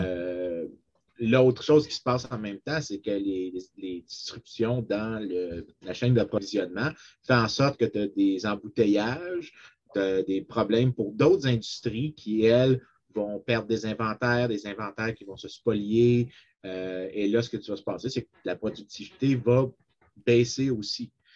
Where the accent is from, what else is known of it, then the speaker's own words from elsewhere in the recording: Saint-Lambert, Quebec, Canada; je viens de Saint-Lambert